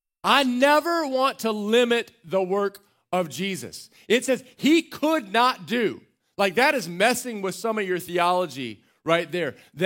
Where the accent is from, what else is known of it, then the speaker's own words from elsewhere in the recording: Waco, Texas, United States; I'd say Waco, people go, ugh. I finally just said, I'm from Central Texas.